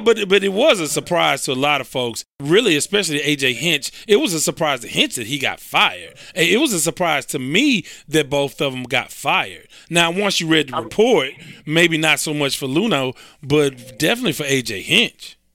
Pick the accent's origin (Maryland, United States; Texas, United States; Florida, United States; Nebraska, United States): Texas, United States; Houston; I'm from the South Side, South Park, Texas.